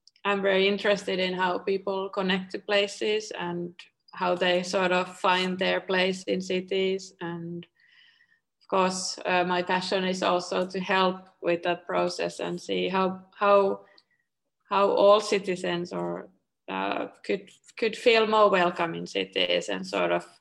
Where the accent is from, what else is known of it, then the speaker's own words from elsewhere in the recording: Espoo, Uusimaa, Finland; also born or lived in Helsinki; I grew up in Tapiola, Espoo, which is the neighboring city to Helsinki.